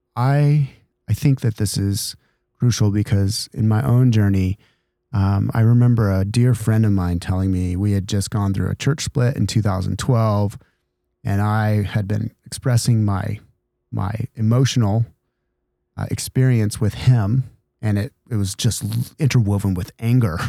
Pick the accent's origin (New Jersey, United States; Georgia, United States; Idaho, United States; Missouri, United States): Idaho, United States; now in San Diego, United States; I grew up in Idaho